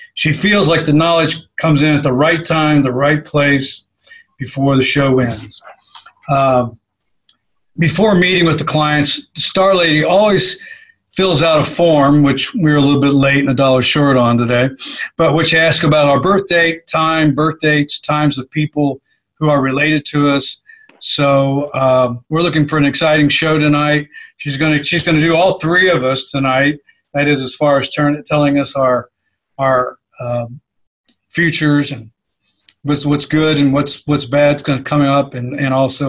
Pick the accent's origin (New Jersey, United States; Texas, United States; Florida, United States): Texas, United States; Well, we're from Texas.